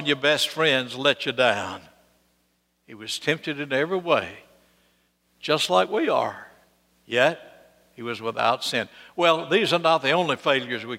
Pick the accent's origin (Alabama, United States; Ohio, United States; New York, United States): Alabama, United States; Birmingham; I grew up right here in Birmingham, went to Martin Elementary School over north side of town